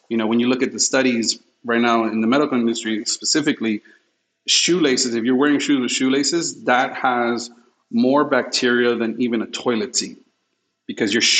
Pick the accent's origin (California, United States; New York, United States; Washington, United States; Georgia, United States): New York, United States; New York City; When I was raised in New York and Queens, I lived in front of a hospital